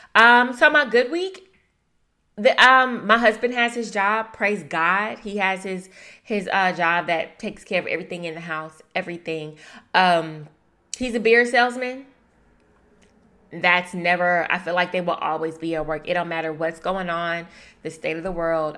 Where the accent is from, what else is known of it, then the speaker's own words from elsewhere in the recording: Shreveport, Louisiana, United States; moved away; my hometown, Shreveport, Louisiana